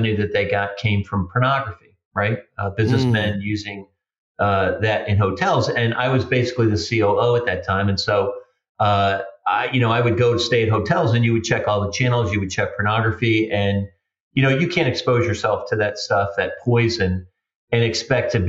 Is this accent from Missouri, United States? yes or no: yes; St. Louis, Missouri, United States; I grew up on the south side of St. Louis, relatively low income